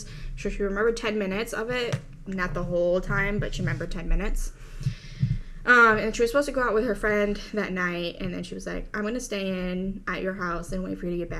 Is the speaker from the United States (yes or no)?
yes; United States; I grew up in America.